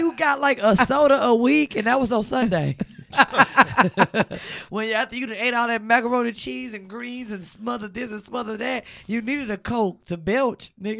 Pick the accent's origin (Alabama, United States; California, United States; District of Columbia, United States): Alabama, United States; Mobile; I am from Mobile, Alabama.